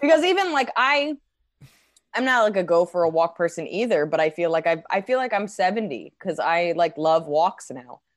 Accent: New Jersey, United States; now in New York, United States; I grew up in Jersey, I'm from New York

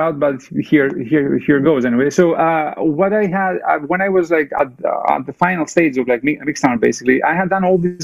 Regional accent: Athens, Attica, Greece; English is a second language; moved away as an adult; also born or lived in Germany / England / California; now in Bay Area, United States; I was born in Greece, in Athens, Greece. Like, I grew up there in the 80s and 90s

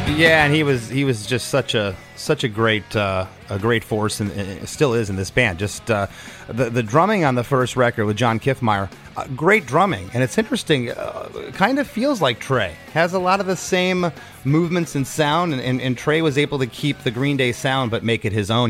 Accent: Port Charlotte, Florida, United States; also born or lived in Gainesville; my hometown of Port Charlotte

